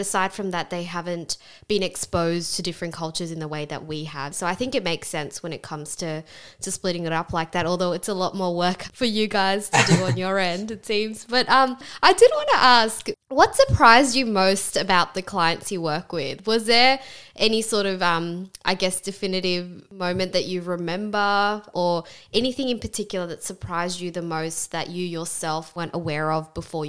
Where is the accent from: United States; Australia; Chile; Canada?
Australia; we're bound with people of different cultures by the fact that we all also identify as Australian